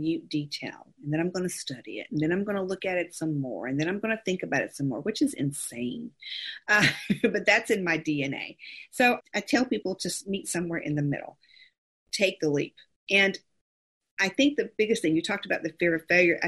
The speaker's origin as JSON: {"language": "English", "region": "California", "country": "United States", "tie": "born or raised there", "said": "I was born in California"}